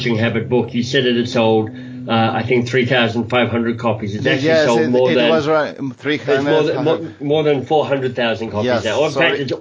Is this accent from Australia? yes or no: yes; Australia; moved away as an adult; also born or lived in Oxford, England / United States; now in Toronto, Canada; But I'm actually Australian by birth. So I grew up in Australia and lived there till I was about 25